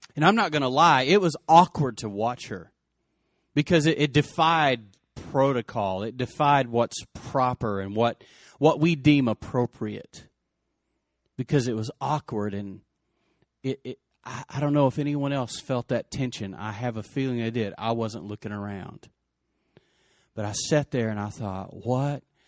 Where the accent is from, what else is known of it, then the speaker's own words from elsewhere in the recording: Lubbock, Texas, United States; Lubbock was my hometown